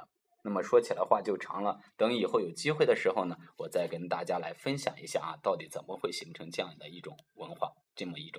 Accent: China; 那么并不是表示像我们中国人所说的男女关系的这种啊纠缠不清

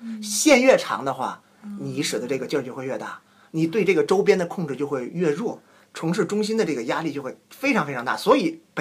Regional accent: Qinhuangdao, Hebei, China; now in Sendai, Japan; 因为我是秦皇岛人嘛

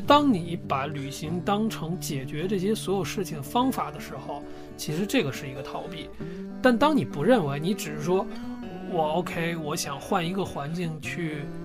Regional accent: China; 我一个中国人背着包

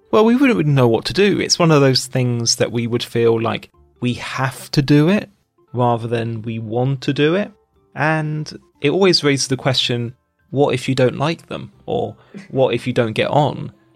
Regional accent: United Kingdom; moved away as an adult; now in China; Being British

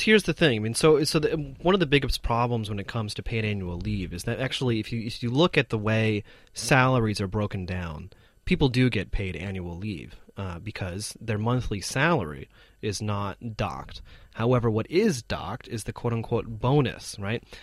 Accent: United States; now in China; my home country is that um, compared to many other developed countries, um, actually the United States

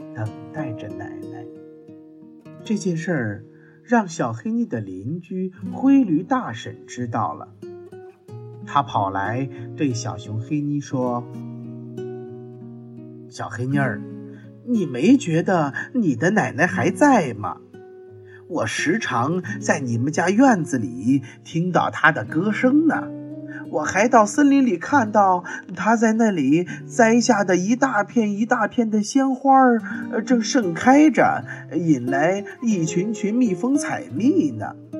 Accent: China; 我们中国人呐，是最讲究亲情的

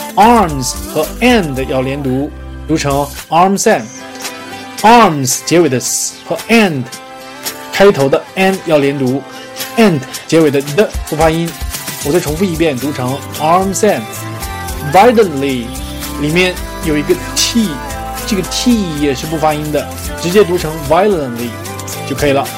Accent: Northeast China, China; 我是东北人，冬天没有麻雀啊，早冻死了啊

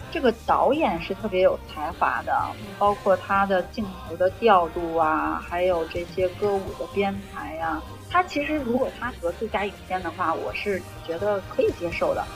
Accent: China; moved away; also born or lived in North America; 我一个中国人

